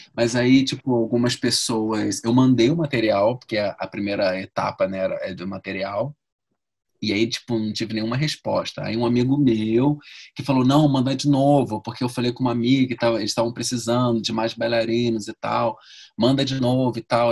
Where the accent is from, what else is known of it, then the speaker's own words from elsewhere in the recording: Rio de Janeiro, Brazil; moved away as an adult; also born or lived in London; now in São Paulo, Brazil; sou do Rio